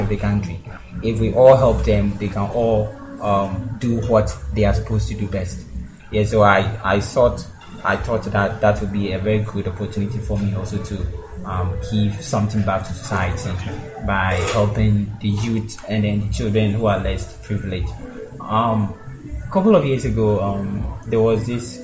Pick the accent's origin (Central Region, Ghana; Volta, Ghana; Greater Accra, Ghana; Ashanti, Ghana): Greater Accra, Ghana; Ada Foah; I come from Adafo. From the Greater Accra region.